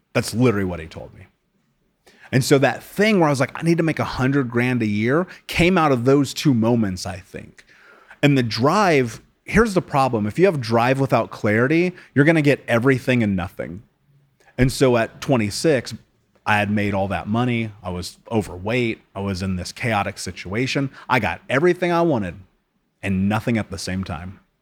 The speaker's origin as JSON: {"language": "English", "country": "United States", "tie": "born or raised there", "said": "I grew up in America"}